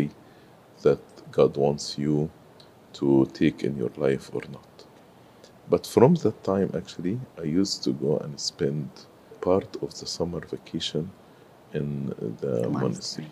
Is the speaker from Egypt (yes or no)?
yes; Cairo, Cairo Governorate, Egypt; moved away as an adult; also born or lived in Sohag, Egypt; now in United States; I grew in Cairo, but I was not born in Cairo. We are originally from Upper Egypt. So I was born in Sohag, but I grew in Cairo